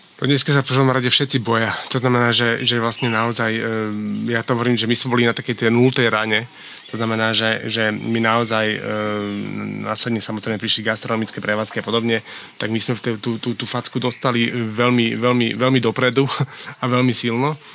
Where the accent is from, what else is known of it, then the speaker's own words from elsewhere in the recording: Bratislava, Bratislava Region, Slovakia; also born or lived in Smolnícka Huta; narodil som sa v Bratislave